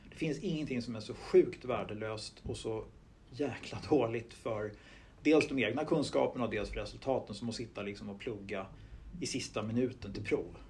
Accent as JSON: {"language": "Swedish", "town": "Huddinge", "region": "Stockholm County", "country": "Sweden", "tie": "born or raised there", "said": "jag växte upp i Stuvsta, söder om stan, eh, mm. Huddinge kommun"}